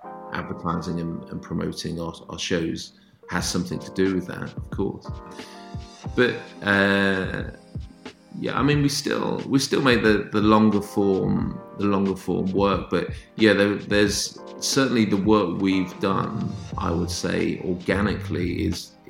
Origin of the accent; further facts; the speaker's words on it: Northampton, East Midlands, United Kingdom; moved away; also born or lived in Manchester; my hometown is Northampton, which is in kind of halfway between Birmingham and London.